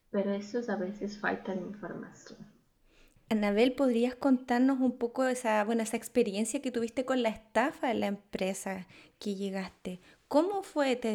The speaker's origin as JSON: {"language": "Spanish", "country": "Ecuador", "also_born_or_lived": "Schwerin, Germany", "moved": "as an adult", "lives_now": "Germany", "said": "te cuento que yo soy de Ecuador y en esos entonces, en el 2009"}